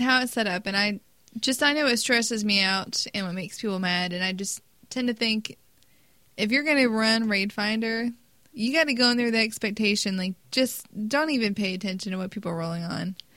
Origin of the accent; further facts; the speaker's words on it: United States; we're American.